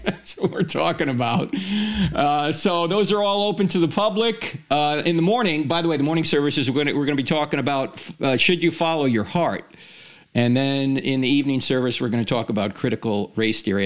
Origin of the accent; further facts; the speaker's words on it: New Jersey, United States; moved away; I'm going back to my home state of New Jersey